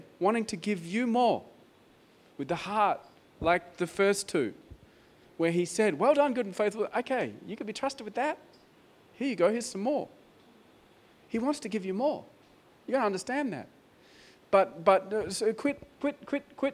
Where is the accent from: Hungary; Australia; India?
Australia; I'm an Australian